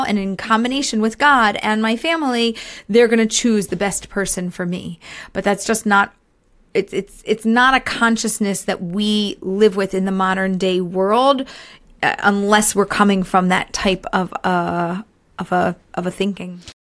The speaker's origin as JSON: {"language": "English", "town": "Philadelphia", "region": "Pennsylvania", "country": "United States", "tie": "born or raised there", "moved": "as an adult", "lives_now": "Israel", "said": "I grew up in America, in Philadelphia. We moved to Israel just over two years ago"}